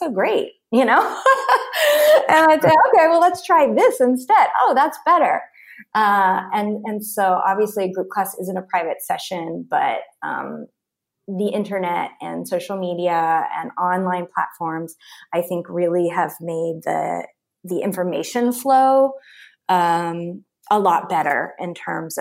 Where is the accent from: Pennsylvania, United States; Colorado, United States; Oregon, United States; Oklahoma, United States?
Oklahoma, United States; I grew up in Oklahoma where people are pretty like down homie